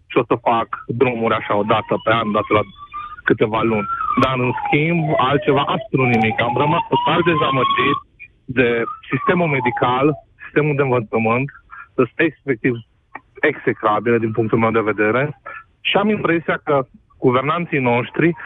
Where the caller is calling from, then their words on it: Cluj, Cluj County, Romania; Uh, vă sunt din Cluj, am 30 de ani.